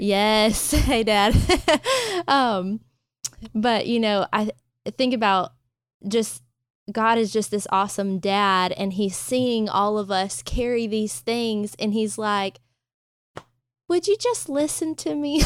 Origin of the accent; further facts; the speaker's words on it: Thomasville, Georgia, United States; now in Pensacola, United States; I'm from Georgia, but 100% a city girl